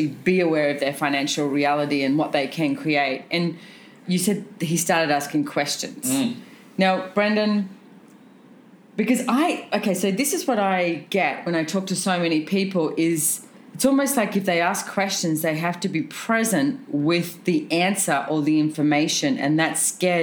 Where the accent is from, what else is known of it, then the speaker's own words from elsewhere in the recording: Australia; when we're all Australian, by the way, when we're in Australia